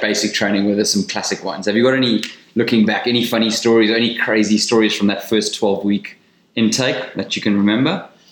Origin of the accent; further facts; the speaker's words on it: South Africa; as a South African